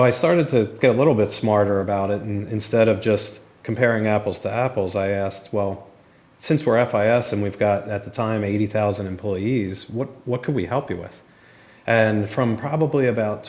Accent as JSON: {"language": "English", "town": "Philadelphia", "region": "Pennsylvania", "country": "United States", "said": "I'm originally from Philadelphia"}